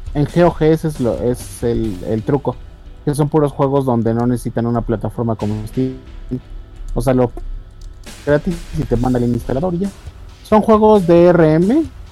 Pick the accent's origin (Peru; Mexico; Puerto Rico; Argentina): Mexico; los mexicanos tenemos como que diferentes términos para diferentes situaciones